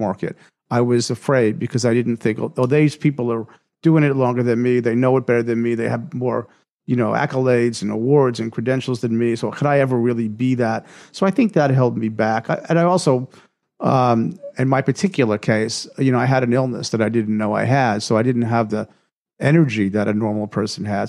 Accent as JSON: {"language": "English", "region": "New York", "country": "United States", "tie": "born or raised there", "said": "I grew up in New York, surrounded by all these really successful people"}